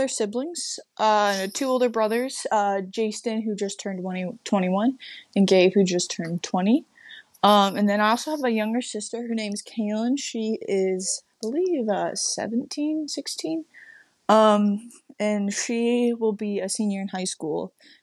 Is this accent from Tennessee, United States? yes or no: no; Michigan, United States; moved away; I'm originally from Michigan